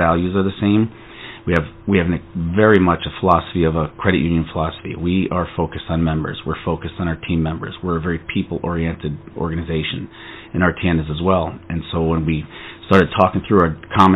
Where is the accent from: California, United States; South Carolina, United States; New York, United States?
New York, United States; between Albany and Utica, upstate; moved away as an adult; also born or lived in New Jersey; I grew up in a very rural area, farmland of upstate New York in between Albany and Utica